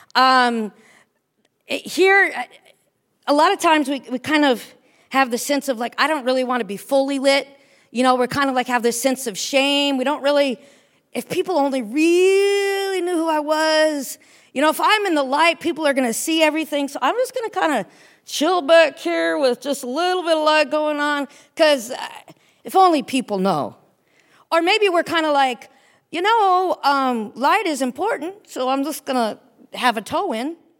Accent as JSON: {"language": "English", "country": "United States", "moved": "as an adult", "lives_now": "Cairo, Egypt", "said": "I'm an American, that I'm a Christian"}